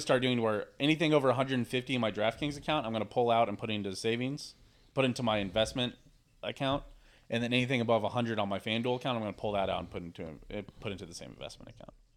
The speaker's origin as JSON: {"language": "English", "region": "Missouri", "country": "United States", "tie": "born or raised there", "said": "I grew up in Missouri"}